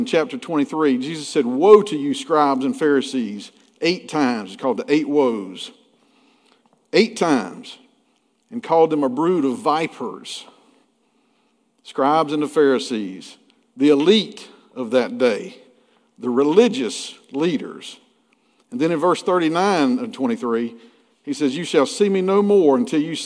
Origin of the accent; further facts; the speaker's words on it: McRae, Georgia, United States; When I was growing up in McCray, Georgia, back in the 70s and 80s